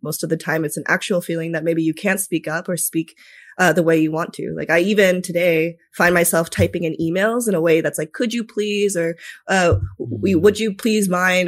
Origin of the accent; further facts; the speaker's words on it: Minnesota, United States; also born or lived in Tokyo, Japan; I was raised in Minnesota after that for the most part.